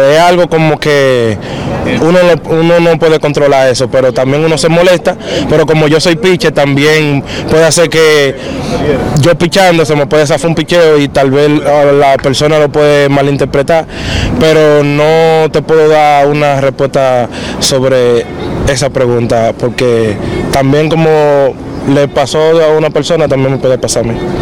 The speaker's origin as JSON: {"language": "Spanish", "country": "Dominican Republic", "moved": "yes", "lives_now": "New York, United States", "said": "Como dominicano que somos"}